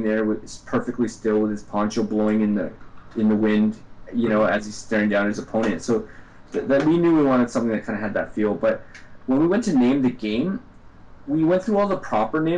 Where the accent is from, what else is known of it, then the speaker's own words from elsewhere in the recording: Canada; I'm from Canada